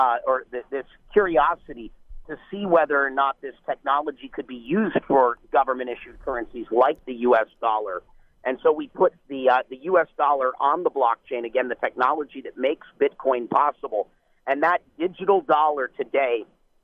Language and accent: English; United States; as Americans